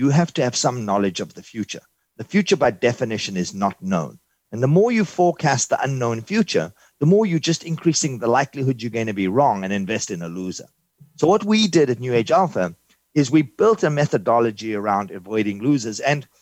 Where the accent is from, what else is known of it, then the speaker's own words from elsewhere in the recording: South Africa; now in New York City, United States; originally, I'm from South Africa. I immigrated in 1983.